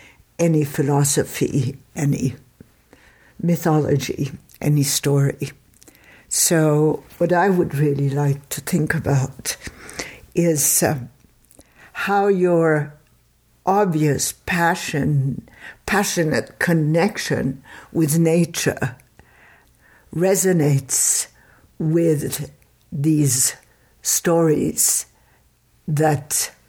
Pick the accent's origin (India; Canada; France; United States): France; Paris, Île-de-France; I came from Paris, you came from New Jersey, whatever.